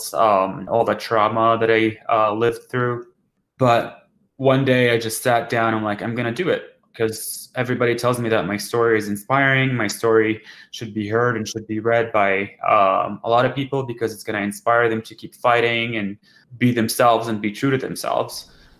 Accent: Jordan; now in Denver, United States; I'm from Jordan originally, and I live in Denver currently.

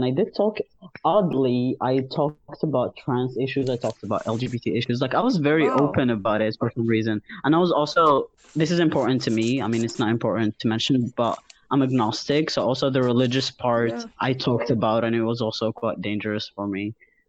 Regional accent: Algeria; moved away as an adult; now in Montreal, Canada; I'm almost 23. I live in Montreal, Canada, and I happen to be an Algerian trans man.

